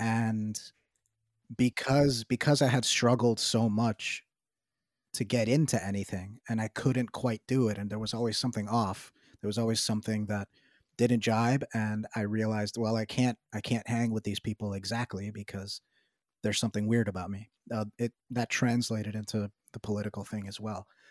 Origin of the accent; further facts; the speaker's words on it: New York City, New York, United States; I live in New York City, I'm from New York City